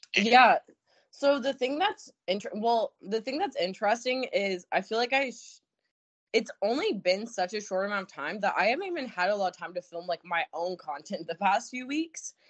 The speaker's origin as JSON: {"language": "English", "region": "Alaska", "country": "United States", "said": "I'm from Alaska"}